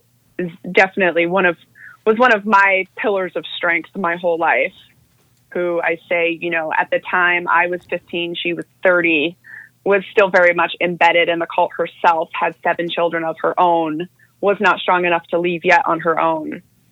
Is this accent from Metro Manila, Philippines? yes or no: yes; Manila, Metro Manila, Philippines; born there; So I was born in Manila in the Philippines, and I was born as the third generation member of one of the more notorious religious cults known as the Children of God.